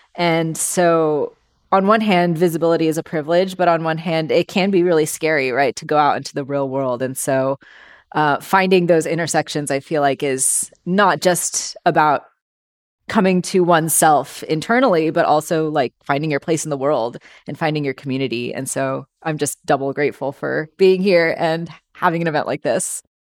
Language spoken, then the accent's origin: English; Bay Area, California, United States; I was born and raised here in the Bay Area